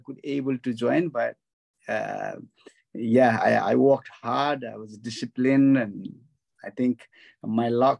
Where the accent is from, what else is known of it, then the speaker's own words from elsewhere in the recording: western Nepal, Nepal; moved away as an adult; now in United Kingdom; I was born in Nepal, in western part of Nepal. And I grew up to age of 19. Then I joined Gurkhas.